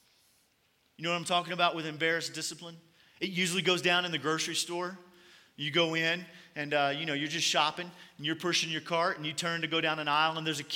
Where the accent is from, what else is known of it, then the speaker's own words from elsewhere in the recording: Kentucky, United States; I'm from Kentucky